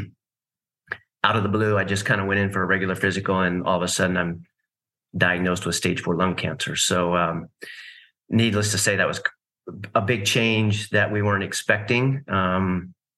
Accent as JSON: {"language": "English", "region": "East Coast", "country": "United States", "tie": "born or raised there", "also_born_or_lived": "California", "moved": "yes", "lives_now": "Nashville, United States", "said": "I grew up on the East Coast"}